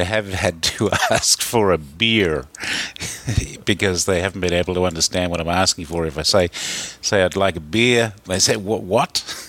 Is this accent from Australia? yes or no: yes; Australia; moved away as an adult; now in New York, United States